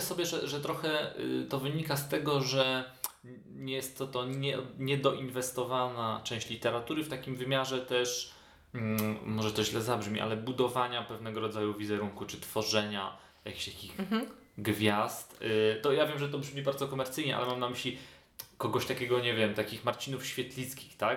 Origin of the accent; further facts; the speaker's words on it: Świdnica, Lower Silesian Voivodeship, Poland; moved away as an adult; also born or lived in Kraków; now in Poznań, Poland; u siebie w rodzinnej Świdnicy